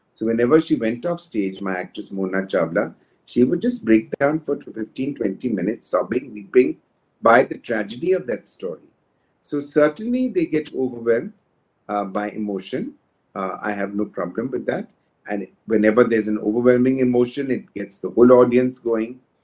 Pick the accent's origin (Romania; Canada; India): India; we know we are Indian